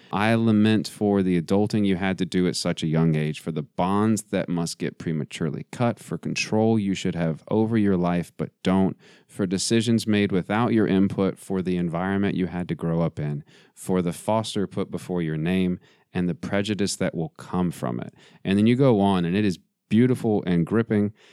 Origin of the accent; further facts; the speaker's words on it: West Texas, United States; I am from West Texas, hmm. not far not far, uh, a couple hours from the border